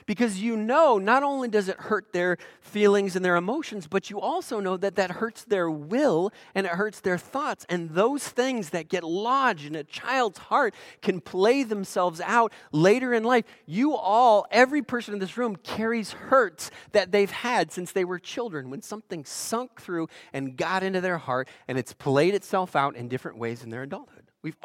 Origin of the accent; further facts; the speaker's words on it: Eugene, Oregon, United States; So most of you know I'm from Oregon, Eugene, Oregon, and Oregon, of course, was the end of the Oregon Trail.